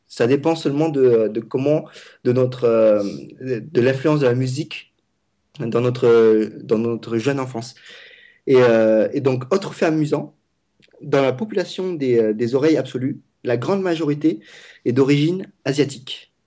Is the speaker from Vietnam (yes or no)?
yes; Vietnam; je parle vietnamien. Je suis vietnamien.